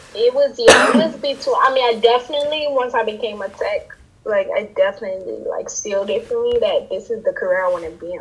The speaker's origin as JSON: {"language": "English", "town": "New York City", "region": "New York", "country": "United States", "tie": "born or raised there", "said": "I'm born in the Bronx. I was raised in the Bronx. I have origins from Trinidad"}